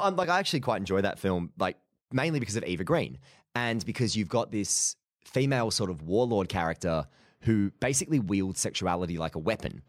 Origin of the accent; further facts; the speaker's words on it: Mansfield, East Midlands, United Kingdom; came up to Mansfield, you know, my hometown